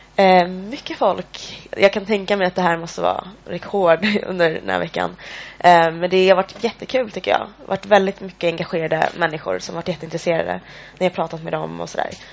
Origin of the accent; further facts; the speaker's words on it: Eritrea; now in Sweden; jag kommer från Eritrea